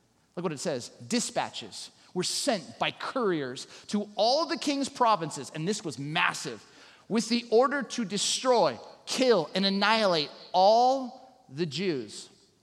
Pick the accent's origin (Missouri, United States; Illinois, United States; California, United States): California, United States; Southern; moved away; also born or lived in Chicago; growing up in Southern California